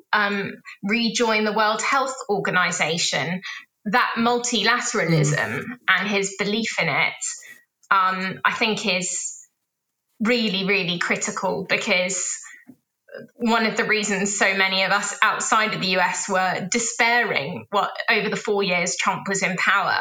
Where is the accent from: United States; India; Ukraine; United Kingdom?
United Kingdom; London; as a Londoner